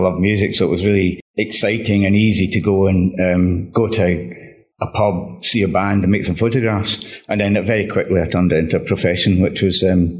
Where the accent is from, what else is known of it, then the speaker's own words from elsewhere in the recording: Glasgow, Scotland, United Kingdom; now in London, United Kingdom; The one thing for me when I came to London from Glasgow was that, you know, I was really very much a sort of music fan.